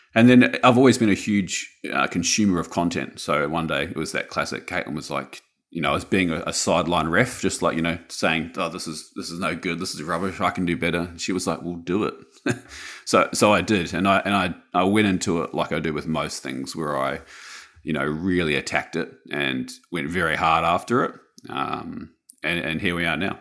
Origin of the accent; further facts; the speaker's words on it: Wellington, New Zealand; moved away as an adult; also born or lived in Auckland, New Zealand; now in Sunshine Coast, Australia; I was born in Wellington in the 80s, and then I moved mid 80s, and then I moved to Auckland when I was about 10 years old.